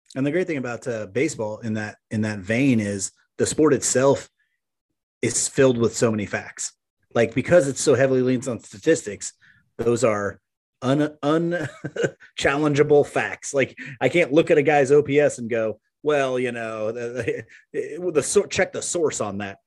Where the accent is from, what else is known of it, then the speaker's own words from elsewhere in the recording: Maryville, United States; moved away; it was fantastic to get back to Maryville. Um, yeah, that, that's my hometown